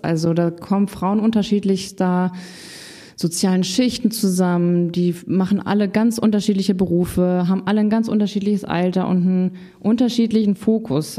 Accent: Paderborn, North Rhine-Westphalia, Germany; moved away as an adult; now in Hamburg, Germany; 2016 von Paderborn, meiner Heimat, nach Hamburg gezogen

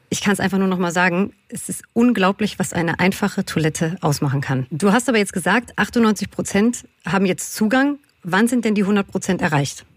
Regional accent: Berlin, Germany; ich bin ja Berlinerin und quasi kann man so sagen, mit einer queeren Community um mich herum aufgewachsen

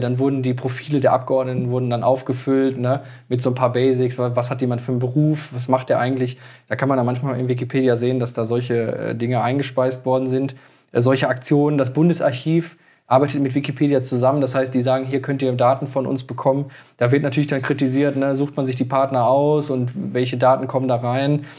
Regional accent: Moers, North Rhine-Westphalia, Germany; born or raised there

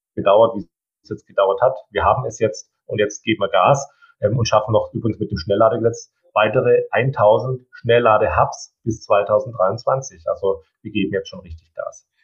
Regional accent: Baden-Württemberg, Germany; ich komme aus Baden-Württemberg

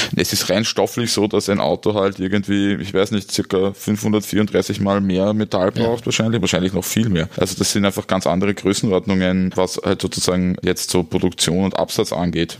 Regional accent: Styria, Austria; ich komme aus der Steiermark

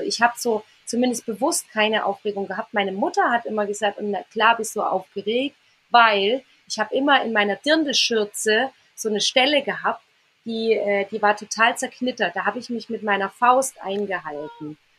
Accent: near Reit im Winkel, Bavaria, Germany; ganz nah äh, an meinem Heimatort ist, an meinem Wohnort

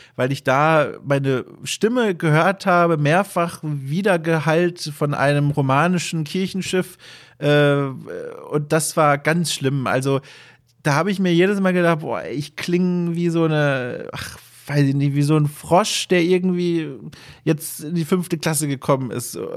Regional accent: Southern Germany, Germany; moved away; durch meine süddeutsche Sozialisierung und, und Aufwachserei

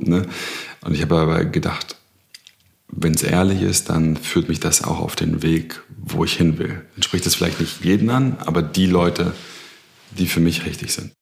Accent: Berlin, Germany; ich komme aus Berlin, Südnerköln als Sohn von Beamten

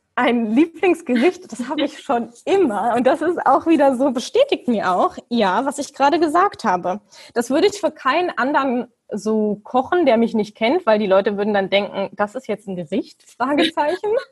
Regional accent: Germany; moved away; ich bin Deutsche

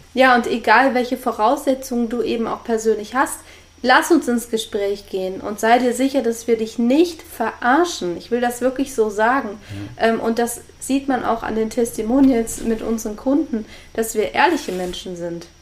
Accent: Germany; moved away; ich komme ja aus der Nähe von der holländischen Grenze

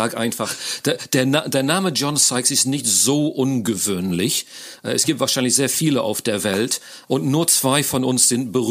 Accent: England, United Kingdom; German is a second language; now in Köln, Germany; Ich ähm, bin Brite, Engländer, wie man sicher schon hört, wohne aber schon lange in Deutschland und zwar in Köln

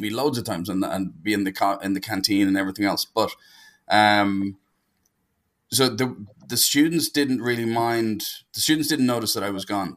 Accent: Dublin, Leinster, Ireland; I'm from Dublin in Ireland, which is the center of the known universe.

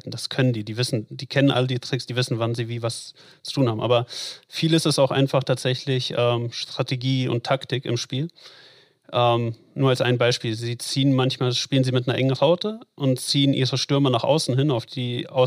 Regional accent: North Rhine-Westphalia, Germany; also born or lived in Latvia; Also ich bin in Lettland geboren, ich bin nicht in Berlin geboren ähm, und mit, meine Eltern sind mit mir nach Deutschland gekommen, da war ich zwei, glaube ich, so in dem Dreh. Äh, und tatsächlich erst in Ruhrpott, also Recklinghausen, Hagen, Dortmund

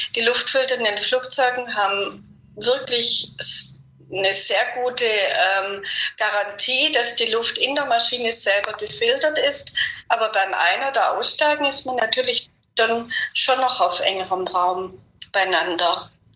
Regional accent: Germany; wir Deutsche

